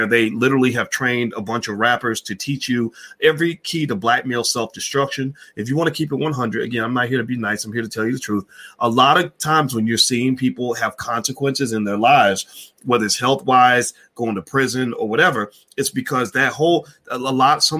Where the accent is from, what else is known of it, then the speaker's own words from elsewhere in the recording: Louisville, Kentucky, United States; I am from the Ville. I rep the Ville.